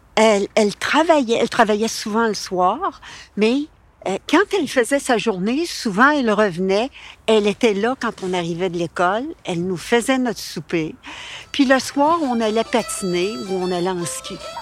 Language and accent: French; Quebec, Canada; first language French; Ma mère a fait énormément d'efforts pour que nous soyons des Québécois